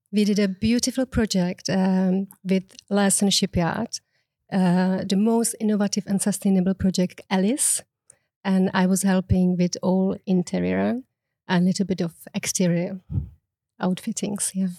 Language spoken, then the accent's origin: English; Prague, Czechia; English is a second language; moved away as an adult; now in Mallorca, Spain; I'm actually originally from the Czech Republic